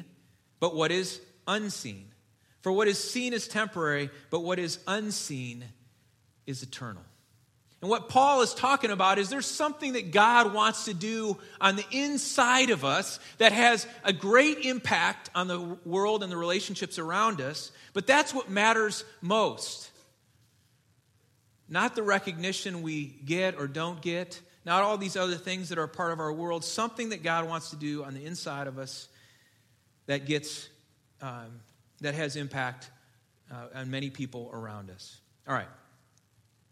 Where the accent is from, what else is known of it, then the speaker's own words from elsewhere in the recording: Detroit, Michigan, United States; moved away; I grew up in Detroit. I was a Lions fan as a kid